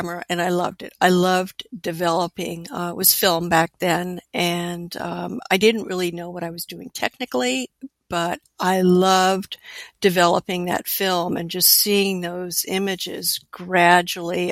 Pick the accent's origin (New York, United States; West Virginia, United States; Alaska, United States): Alaska, United States; I was born and raised in Alaska, and graduated high school there